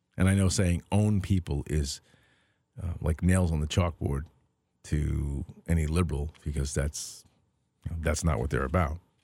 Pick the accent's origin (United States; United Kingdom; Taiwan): United States; I'm an American. I was born here